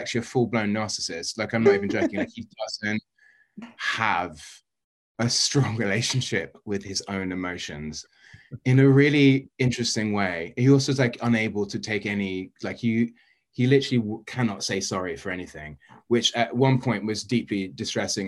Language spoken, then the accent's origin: English; London, United Kingdom; moved away; I grew up in like central West London. Essentially, I grew up in Notting